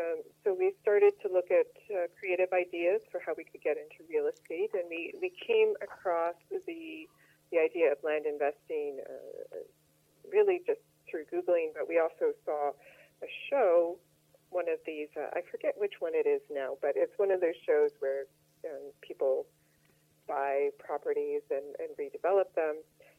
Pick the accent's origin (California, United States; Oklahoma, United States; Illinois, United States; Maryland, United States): Illinois, United States; Chicago; accent: Midwestern; also born or lived in Los Angeles; now in New York, United States; Yes, I'm originally from Chicago. I've actually lived in all three major cities in the U.S., Chicago, L.A., and New York.